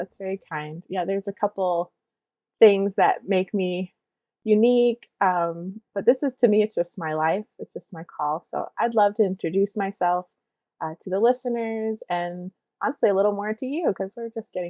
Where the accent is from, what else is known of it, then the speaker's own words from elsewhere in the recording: Eastern Virginia, United States; now in Monroe, Michigan, United States; I am from the Mattapani tribe in present-day Senecomaca, which is what we call Eastern Virginia. So that's where my tribe is from. That's where I'm originally from. My people still take care of our ancestral lands, some on reservation, some off.